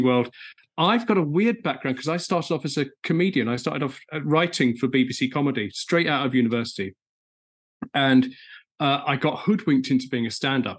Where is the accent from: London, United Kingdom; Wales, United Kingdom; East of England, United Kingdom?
East of England, United Kingdom; Essex; I'm from Essex.